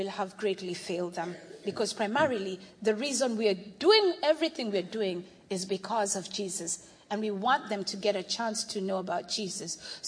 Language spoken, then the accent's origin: English; Kenya; by virtue of the fact that I'm Kenyan